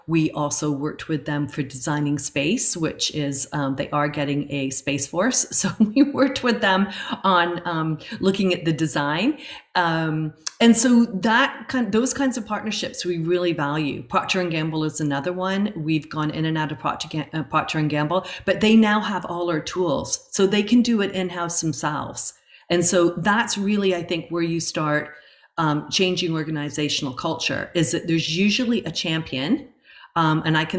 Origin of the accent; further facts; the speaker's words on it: Chatham, South East England, United Kingdom; now in Canada; The city of Chatham, which it's just funny because that's my hometown, where I was born in England actually, but it was where I went to school